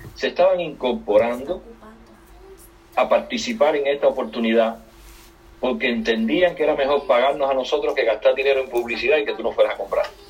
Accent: Cuba; now in United States; Yo soy cubano, salí de Cuba en 1994 en, en balsa

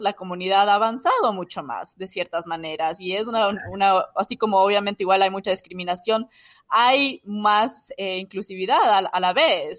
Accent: Ecuador; moved away as an adult; now in United States; en mi país

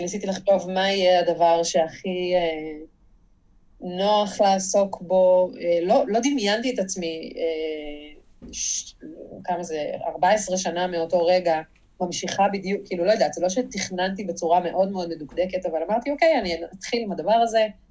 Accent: Jerusalem, Jerusalem District, Israel; אני גם ירושלמית

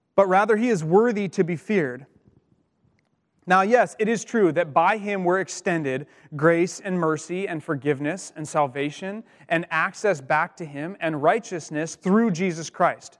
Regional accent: Colstrip, Montana, United States; also born or lived in Missoula, Montana; I grew up in Montana, um, as I mentioned, and I went to school on the western side of the, the state in Missoula, and I grew up on the eastern side

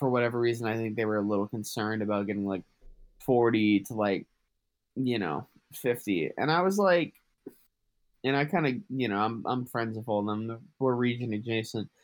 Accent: Massachusetts, United States; I'm from Massachusetts

